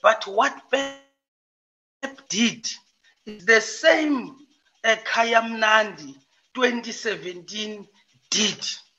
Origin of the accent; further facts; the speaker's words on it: Breede Valley, Western Cape, South Africa; again, Ward Councillor of Ward 16. I'm from Breede Valley Municipality.